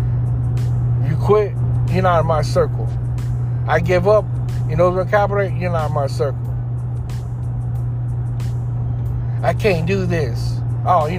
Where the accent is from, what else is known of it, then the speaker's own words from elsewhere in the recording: Houston, Texas, United States; I come from Houston. Screwston. Greenspoint. Third Ward. South side of Houston. I grew up all parts of Houston.